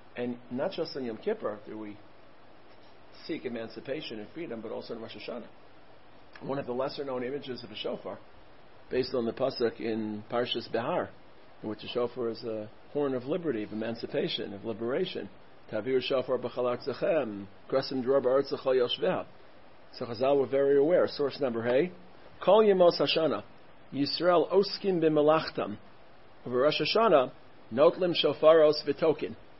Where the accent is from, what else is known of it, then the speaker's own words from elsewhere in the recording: New York City, New York, United States; I grew up in Brooklyn